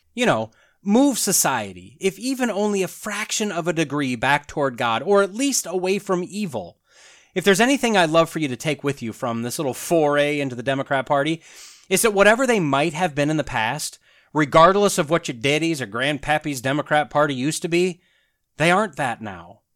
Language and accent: English; United States; being an American